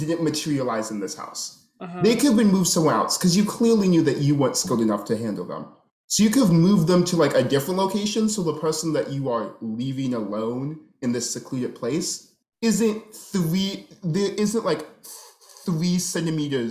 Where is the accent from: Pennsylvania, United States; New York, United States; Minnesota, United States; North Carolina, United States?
Minnesota, United States; I grew up in Minnesota.